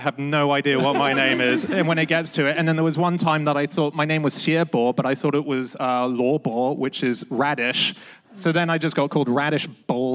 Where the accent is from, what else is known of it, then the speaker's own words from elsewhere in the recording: Hong Kong; moved away; I grew up in Hong Kong